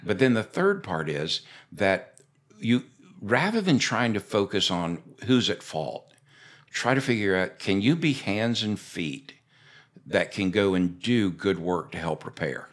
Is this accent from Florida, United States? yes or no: yes; Florida, United States; when I was a kid growing up in Florida